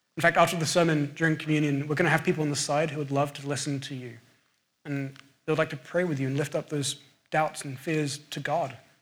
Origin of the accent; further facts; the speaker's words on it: England, United Kingdom; accent: English; moved away; my English accent